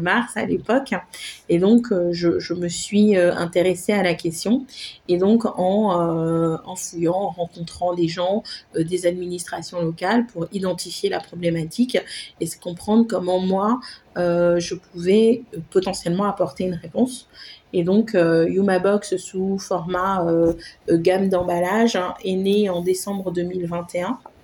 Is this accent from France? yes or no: no; Haiti; moved away; Je suis euh, repartie en fait m'installer à Haïti, mon pays d'origine